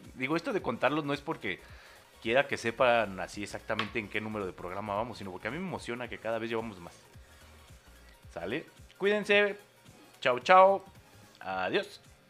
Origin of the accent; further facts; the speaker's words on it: Mexico; en México sí aplicamos la de jacuna Matata